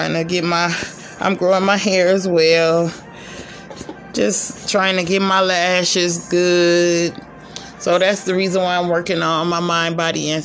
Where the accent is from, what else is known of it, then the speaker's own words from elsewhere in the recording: California, United States; moved away as an adult; also born or lived in Las Vegas, Nevada / Georgia; now in Arkansas, United States; I'm from California